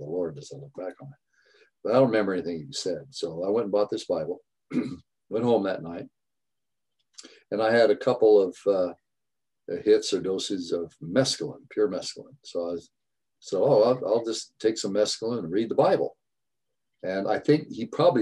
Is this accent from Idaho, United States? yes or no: yes; Boise, Idaho, United States; moved away as an adult; also born or lived in Sumner, Washington; And then I grew up in Boise, Idaho